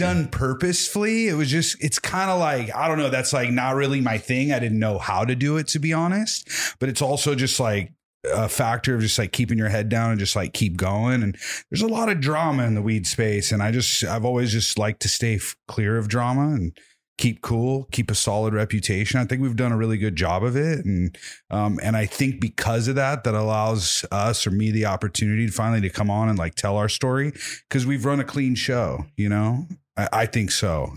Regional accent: Whittier, California, United States; also born or lived in Templeton, California; I was born in Whittier, not too far from here

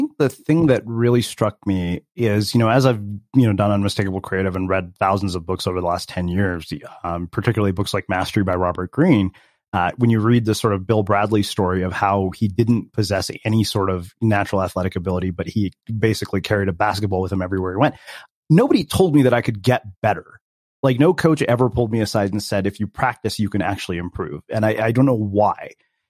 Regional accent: India; Keep in mind, I'm Indian, so I wasn't genetically predisposed for anything like this.

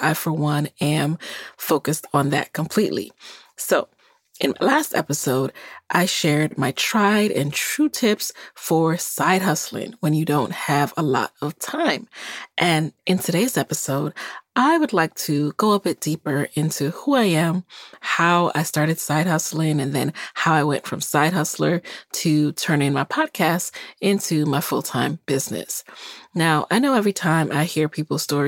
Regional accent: New York City, New York, United States; also born or lived in Jamaica; I was born in Jamaica, and I came to this country when I was 6 years old and grew up in the Bronx, New York

